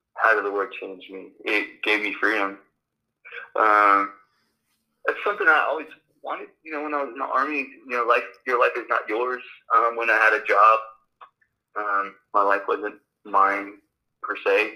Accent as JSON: {"language": "English", "town": "Los Angeles", "region": "California", "country": "United States", "tie": "born or raised there", "also_born_or_lived": "Romania", "second_language": "English", "said": "Uh, well, I grew up in Los Angeles, but I was born in Romania. I came to the United States when I was one"}